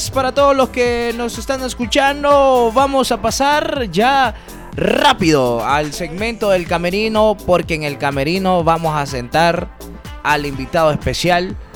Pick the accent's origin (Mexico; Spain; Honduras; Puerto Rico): Honduras; nosotros somos eh, unos hondureños muy apasionados por el deporte, los hondureños somos apasionados por ser